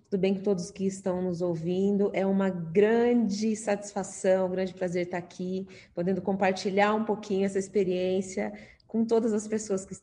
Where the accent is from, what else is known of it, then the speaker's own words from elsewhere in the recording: Marília, São Paulo, Brazil; Saí lá de Marília, fui para São Paulo fazer academia do Barro Branco.